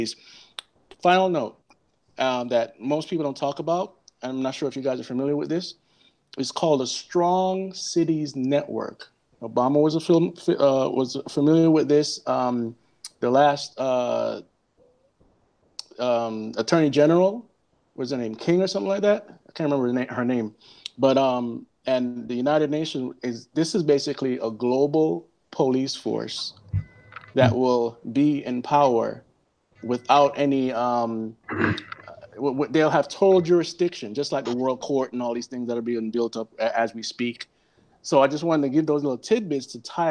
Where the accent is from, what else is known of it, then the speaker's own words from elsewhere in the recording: Jamaica; I'm from Jamaica, and that's our slogan